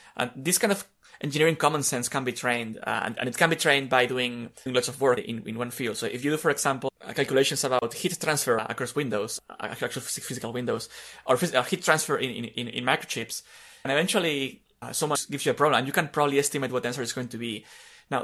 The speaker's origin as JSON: {"language": "English", "country": "Spain", "second_language": "English", "said": "Yes, as listeners may guess, I'm Spanish, and although I don't remember how I learned English, which is kind of strange"}